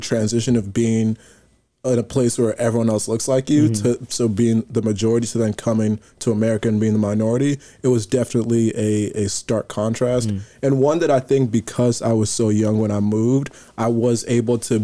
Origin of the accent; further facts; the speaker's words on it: West Windsor, New Jersey, United States; also born or lived in Nigeria / North Carolina; I'm also from Jersey, but I live 10 minutes away from here